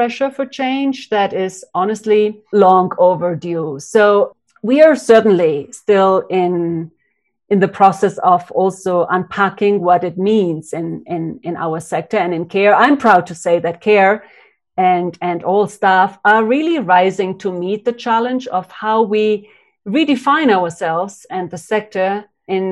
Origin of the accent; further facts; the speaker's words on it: Uruguay; moved away as an adult; also born or lived in Cambodia; I'm from Uruguay, from South America, and I was a young 25-year-old woman when I arrived in 94 in Cambodia